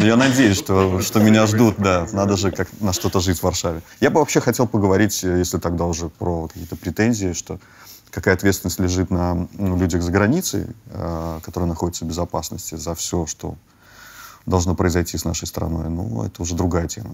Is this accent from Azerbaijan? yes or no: no; Belarus; moved away as an adult; now in Poland; мы же, э, родились в Беларуси